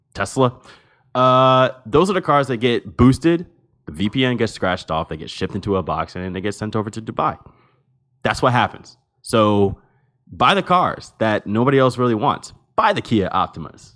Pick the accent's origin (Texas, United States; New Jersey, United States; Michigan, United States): New Jersey, United States; I am from New Jersey, and I am from the state which has the highest rate of stolen vehicles in the nation